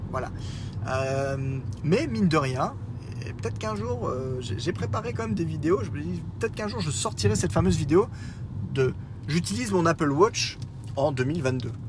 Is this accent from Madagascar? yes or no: no; France; Oui, ah, je suis français, madame.